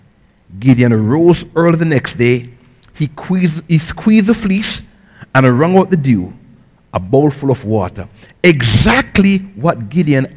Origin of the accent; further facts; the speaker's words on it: Jamaica; now in United States; I grew up in Jamaica in a poor family